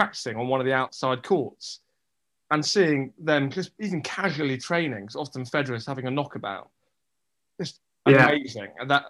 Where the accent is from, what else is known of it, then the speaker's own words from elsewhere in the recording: London, United Kingdom; I grew up in Wimbledon